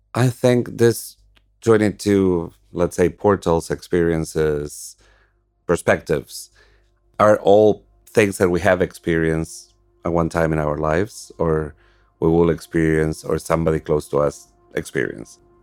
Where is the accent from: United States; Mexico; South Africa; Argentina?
Argentina; moved away; I'm from Argentina